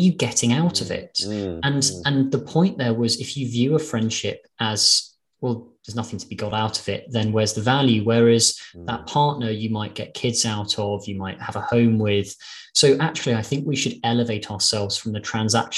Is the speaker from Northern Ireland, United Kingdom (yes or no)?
no; London, United Kingdom; also born or lived in Glasgow; I'm from London. I've lived in London all my life.